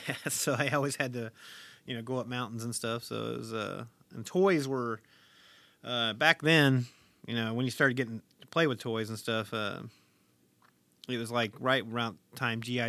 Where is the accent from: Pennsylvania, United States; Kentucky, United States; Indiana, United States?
Kentucky, United States; Harlan; I was born in Harlan, Kentucky, nineteen seventy-four